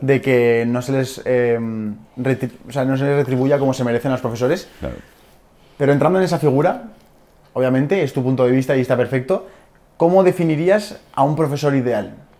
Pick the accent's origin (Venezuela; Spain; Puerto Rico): Spain; Aragon; soy de Aragón